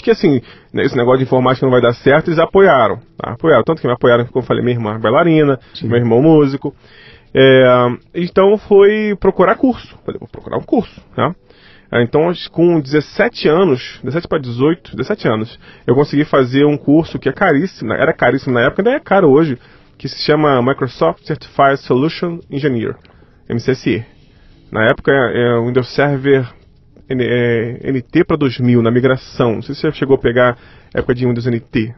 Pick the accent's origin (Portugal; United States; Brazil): Brazil; Rio de Janeiro; Nasci no Rio de Janeiro